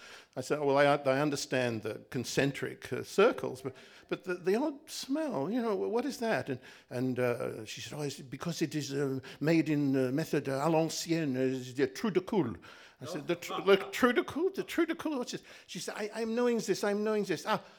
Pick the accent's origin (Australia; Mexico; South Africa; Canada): Australia; moved away as an adult; when I came from Australia. Imagine, Australia to Paris.